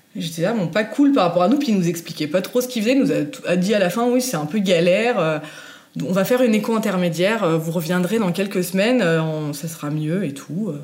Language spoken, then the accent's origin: French; Savoie, Auvergne-Rhône-Alpes, France; also born or lived in Normandy; Je suis arrivée en Savoie quand j'avais 4 ans